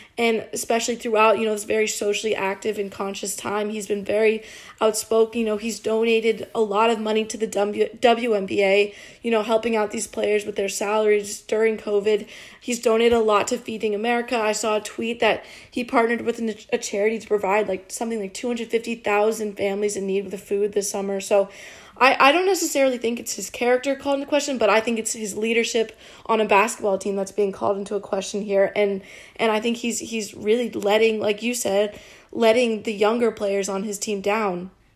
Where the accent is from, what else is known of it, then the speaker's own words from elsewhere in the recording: North Carolina, United States; I'm from North Carolina